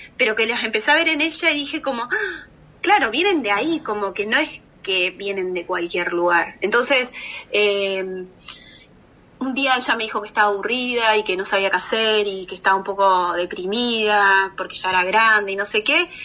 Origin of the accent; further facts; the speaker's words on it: Argentina; moved away; a mí como argentina